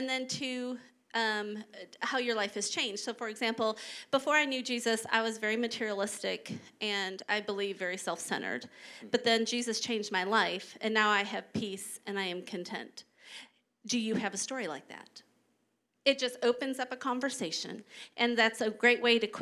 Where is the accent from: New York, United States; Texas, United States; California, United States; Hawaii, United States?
Texas, United States; I was from Texas